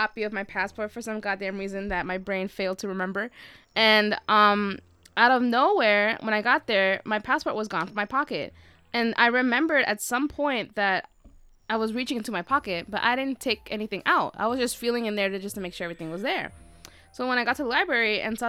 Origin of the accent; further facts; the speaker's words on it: New York City, New York, United States; I was born in the Bronx